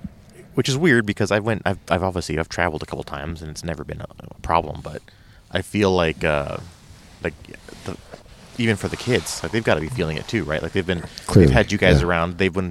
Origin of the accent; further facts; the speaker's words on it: San Diego, California, United States; You know, for me growing up in San Diego, a lot of our camping was East County, like, you know, out like Hacumba, Kitchen Creek.